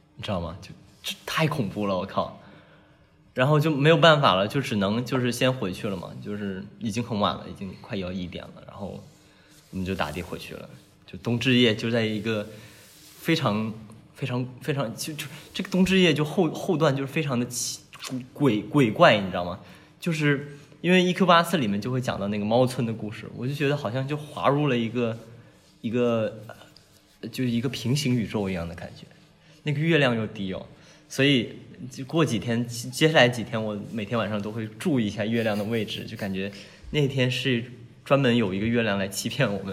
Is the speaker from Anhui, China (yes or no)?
no; Guangdong, China; 我是广东人嘛